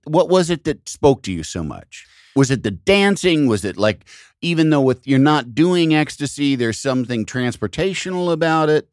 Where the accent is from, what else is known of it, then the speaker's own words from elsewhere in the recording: outside of Chicago, Illinois, United States; I grew up outside of Chicago, hearing Chicago T V